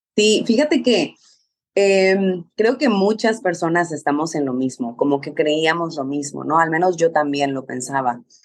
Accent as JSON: {"language": "Spanish", "town": "Mexicali", "region": "Baja California", "country": "Mexico", "said": "yo soy mexicana, soy de Mexicali, Baja California"}